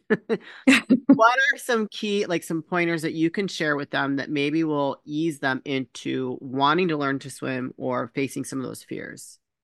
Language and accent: English; Chicago, Illinois, United States; also born or lived in Michigan; I was born here in the Chicago area. We moved to Michigan for a short period